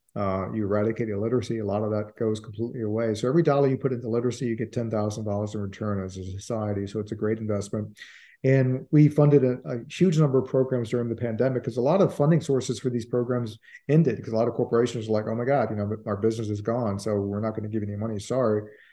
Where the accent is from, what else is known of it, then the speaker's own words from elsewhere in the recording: Richmond, Virginia, United States; moved away as an adult; now in Washington, D.C. area, United States; I was born in Richmond. I moved up to D C, the D C area in the mid-eighties to practice law.